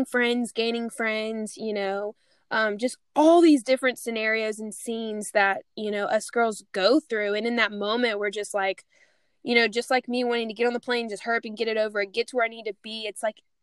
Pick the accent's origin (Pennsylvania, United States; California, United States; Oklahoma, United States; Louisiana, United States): Louisiana, United States; moved away; I went home for Christmas break